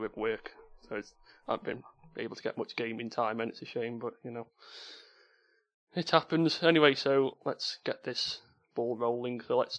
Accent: Stoke-on-Trent, West Midlands, United Kingdom; accent: Potteries; my terrible Potteries accent.

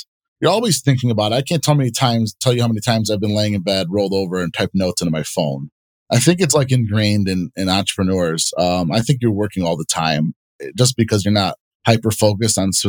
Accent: Bloomfield Hills, Michigan, United States; I grew up in Bloomfield Hills, where it's a wealthier city here in Michigan

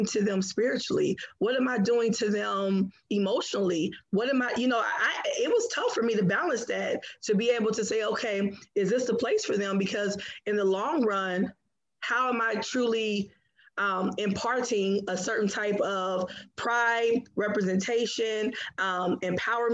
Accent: Cincinnati, Ohio, United States; moved away as an adult; now in Midland, United States; growing up in Cincinnati

